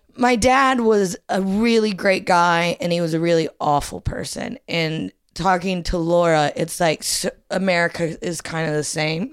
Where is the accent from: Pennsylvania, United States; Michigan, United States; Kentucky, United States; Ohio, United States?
Ohio, United States; moved away as an adult; also born or lived in Indiana; now in London, United Kingdom; I grew up in Ohio